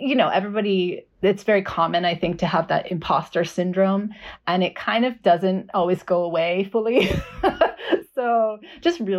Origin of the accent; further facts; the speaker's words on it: Boulder, Colorado, United States; now in Austin, United States; I grew up in Boulder, Colorado